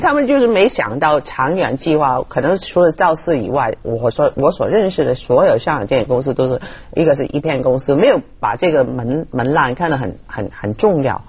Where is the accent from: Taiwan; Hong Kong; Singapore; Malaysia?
Hong Kong; 我是殖民地的时代长大的人